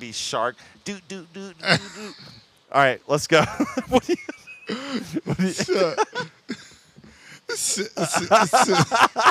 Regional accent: Oklahoma, United States; now in Colorado, United States; I'm from Oklahoma originally, but so I know that humid heat. But we're in Colorado now.

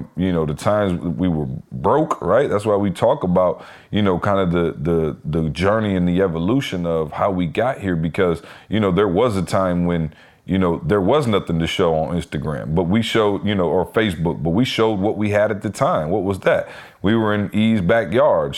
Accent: Lansing, Michigan, United States; I'm from Lansing

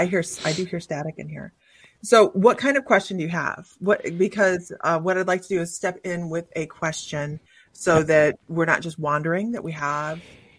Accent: Ohio, United States; moved away; also born or lived in Farmville, Virginia; We lived in Farmville, Virginia for the longest time, and there was always talks and whispers of things going around there, you know. And we're from Ohio originally

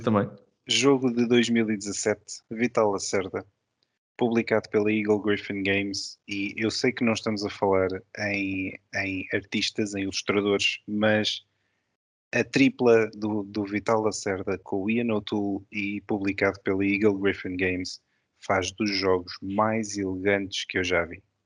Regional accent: Lisbon, Portugal; eu sou lisboeta, nasci em Lisboa

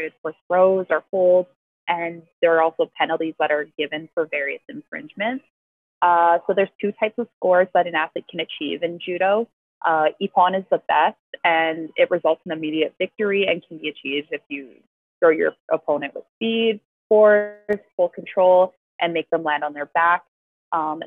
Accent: Canada; I'm from Canada

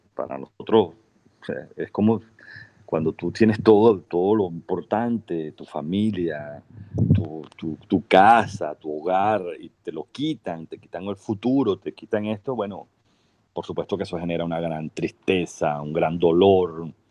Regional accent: Venezuela; somos triunfadores, ganadores

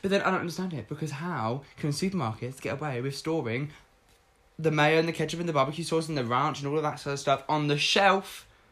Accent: United Kingdom; growing up in Britain

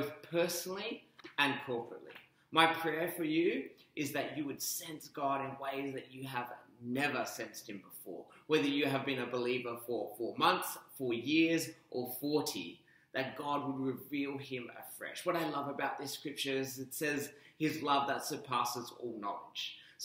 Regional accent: Perth, Western Australia, Australia; also born or lived in Melbourne, Australia; now in Brisbane, Australia; I'm formerly from Melbourne, but I grew up in Perth to Sri Lankan and American parents.

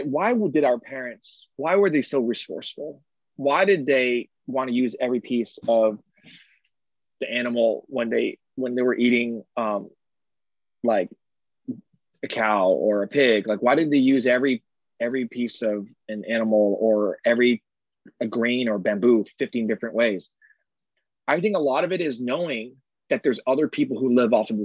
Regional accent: San Francisco, California, United States; my hometown, San Francisco

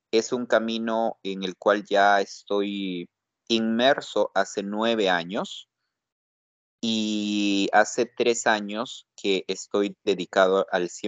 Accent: Huaraz, Ancash, Peru; Yo vengo de la ciudad de Huaraz y me preparé mucho, me esforcé mucho para estudiar

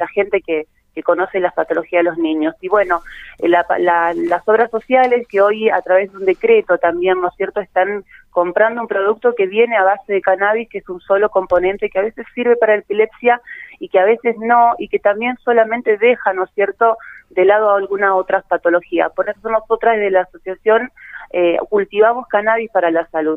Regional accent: Santa Fe, Argentina; nosotros como, como santafesinos

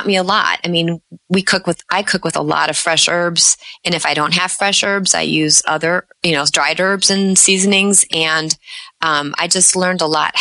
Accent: Chicago, Illinois, United States; I grew up in the Chicago area.

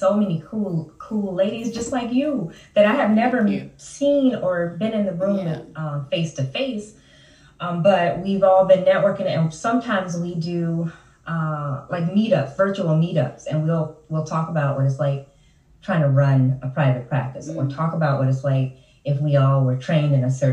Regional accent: Chicago, Illinois, United States; Born and raised in the Chicagoland area. Well, in Chicago

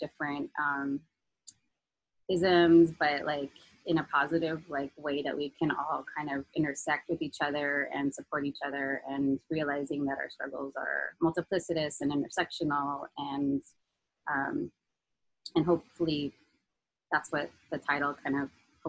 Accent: San Francisco, California, United States; moved away as an adult; also born or lived in Los Angeles, California; now in East Los Angeles, United States; I was born and raised in the Mission in the 90s

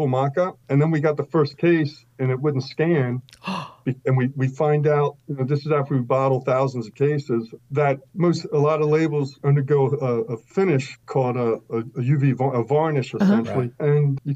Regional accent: Delaware, United States; moved away as an adult; also born or lived in Chapel Hill, North Carolina; where I grew up in Delaware

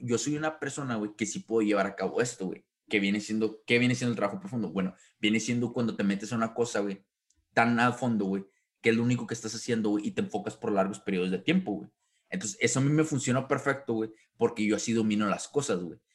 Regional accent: Mexico; como buen mexicano

